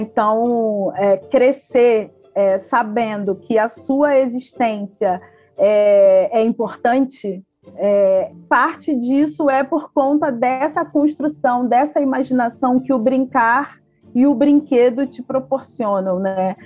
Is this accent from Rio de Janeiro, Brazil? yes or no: yes; Belford Roxo, Rio de Janeiro, Brazil; nasci, cresci, fui criada lá em Belfor Roxo